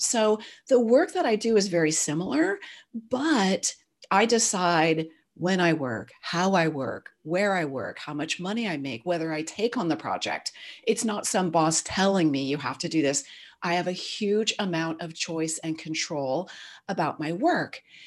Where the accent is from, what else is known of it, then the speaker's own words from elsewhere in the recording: Silicon Valley, California, United States; My dad was an early semiconductor guy, so I grew up in Silicon Valley.